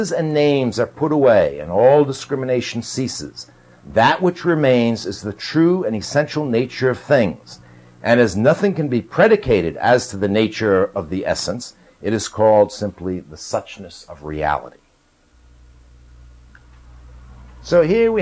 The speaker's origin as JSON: {"language": "English", "region": "New York", "country": "United States", "tie": "born or raised there", "said": "I grew up in New York."}